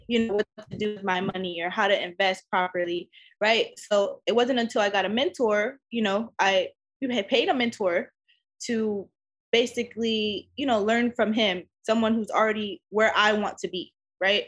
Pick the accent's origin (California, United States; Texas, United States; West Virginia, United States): California, United States; Los Angeles; LA will always be my home. It's where I grew up